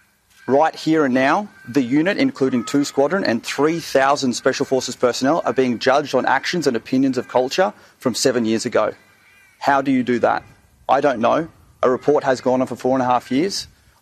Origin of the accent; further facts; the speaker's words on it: Australia; And as an Australian, stand here, ask for due process to be afforded.